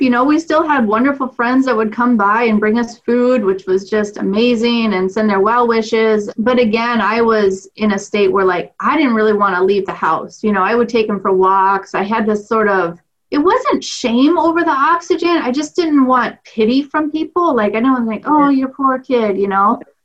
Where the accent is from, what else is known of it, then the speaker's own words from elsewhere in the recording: Clear Creek Amana School District, eastern Iowa, United States; I grew up in the Clear Creek Amana School District